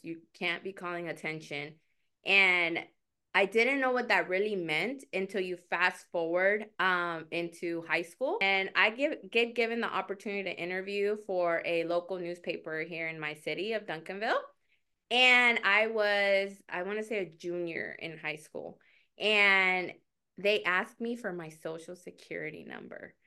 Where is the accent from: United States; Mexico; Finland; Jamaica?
Mexico; moved away; I am an immigrant, um, and I was born in Mexico